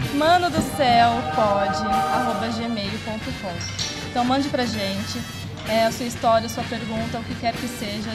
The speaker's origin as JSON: {"language": "Portuguese", "region": "São Paulo", "country": "Brazil", "said": "eu sou paulista, paulista mesmo, não paulista de Ferraz."}